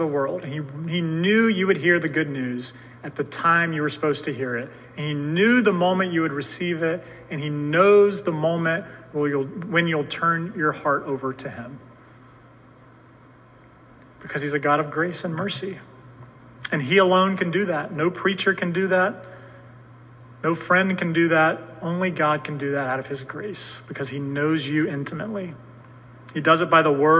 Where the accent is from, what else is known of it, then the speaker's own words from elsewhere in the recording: the South, United States; I grew up in the South, so I listened to country music growing up